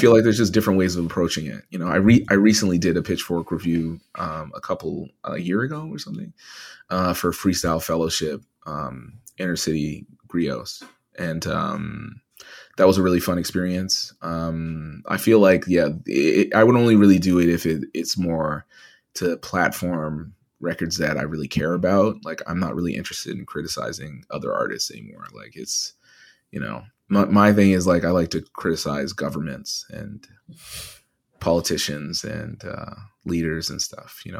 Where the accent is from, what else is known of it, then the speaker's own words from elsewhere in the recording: Edmonton, Alberta, Canada; moved away; growing up in Edmonton, which was primarily white at the time